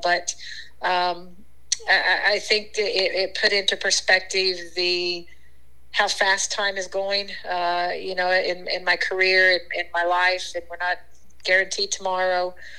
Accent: western Kansas, United States; moved away; got to play for my first uh, middle school team uh, in my little tiny town in western Kansas.

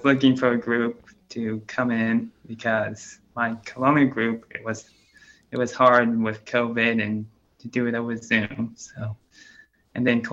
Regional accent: Lenexa, Kansas, United States; I grew up in Lenexa, still living in Lenexa.

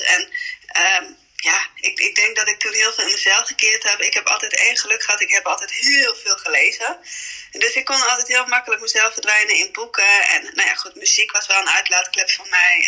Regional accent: Emmen, Drenthe, Netherlands; moved away as an adult; also born or lived in India; now in Vinkveen, Netherlands; kom dan oorspronkelijk, ben ik opgegroeid in Emmen

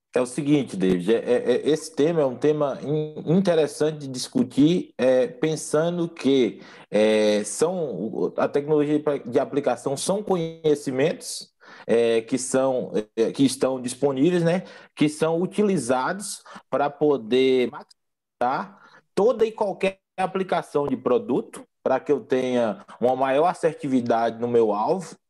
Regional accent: Bahia, Brazil; moved away; also born or lived in Mato Grosso do Sul / Goiás; sou baiano de nascimento

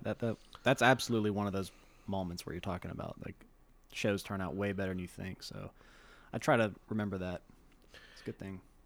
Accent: Shreveport, Louisiana, United States; I was born and raised here in Louisiana, uh, Shreveport

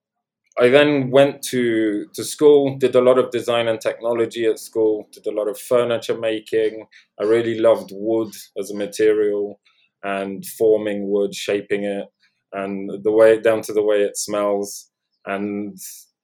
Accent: London, United Kingdom; accent: Londoner; also born or lived in Poland; I was born in Poland and grew up in Poland until the age of 7, and then moved to London. And that's why I sound like a Londoner.

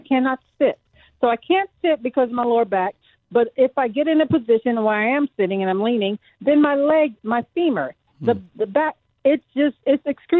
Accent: View Park, California, United States; I grew up in it's called View Park, California

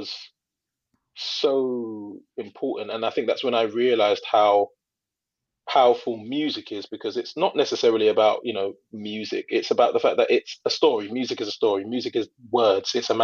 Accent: London, United Kingdom; I grew up in East London, and it's there's multicultural, a lot of South Asian people.

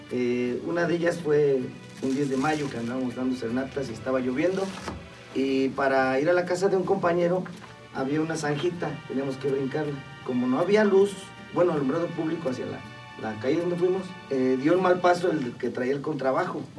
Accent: Isla, Veracruz, Mexico; pues yo como local y como representaba Isla y me gané al cariño de la gente, de mi

